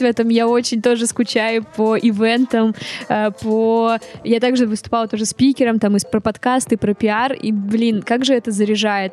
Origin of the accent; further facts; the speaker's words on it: Vologda, Vologda Oblast, Russia; now in Saint Petersburg, Russia; я из Вологды